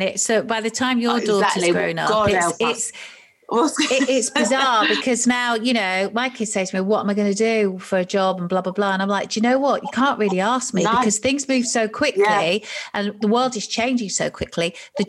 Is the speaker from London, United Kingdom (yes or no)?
yes; Ilford, London, United Kingdom; moved away; So I was an Essex girl. No way. I was born in Ilford. Everyone thinks I'm from Manchester, but I'm not.